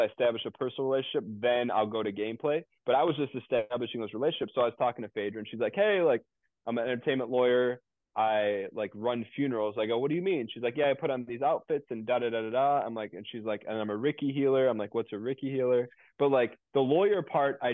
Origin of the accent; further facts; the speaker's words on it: Dearborn, Michigan, United States; we grew up in Dearborn together